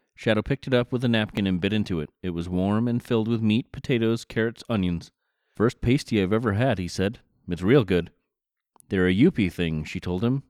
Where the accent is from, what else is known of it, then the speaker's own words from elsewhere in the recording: United States; I'm American, I'm white, I'm male, and a podcaster.